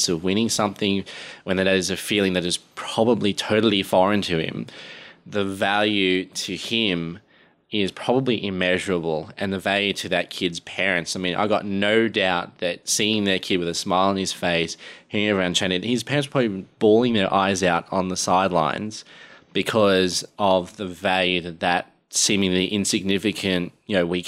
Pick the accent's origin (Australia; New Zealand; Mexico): Australia; knowing my home country, if you came out with an attitude like that in Australia